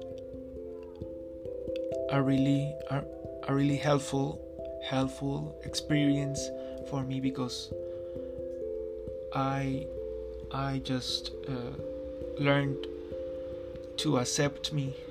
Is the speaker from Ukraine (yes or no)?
no; Ocaña, Norte de Santander, Colombia; moved away; my hometown, Ocaña